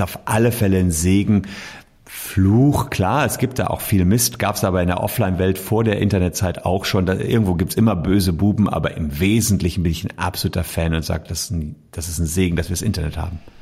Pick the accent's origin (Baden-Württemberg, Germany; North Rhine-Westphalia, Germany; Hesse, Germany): North Rhine-Westphalia, Germany; Gevelsberg; Mein Vater war irgendwie 20 Jahre Bürgermeister meiner Heimatstadt Gefelsberg. Das ist so bei Ennepetal, Wuppertal rum.